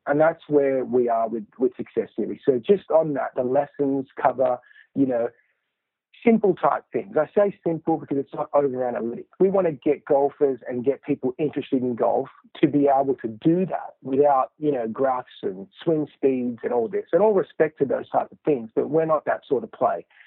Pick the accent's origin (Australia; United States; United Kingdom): Australia; Sydney, New South Wales; in Australia is where I grew up in Sydney